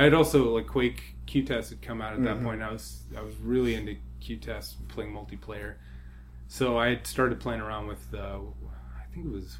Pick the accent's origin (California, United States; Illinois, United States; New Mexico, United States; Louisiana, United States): New Mexico, United States; moved away as an adult; I'm from New Mexico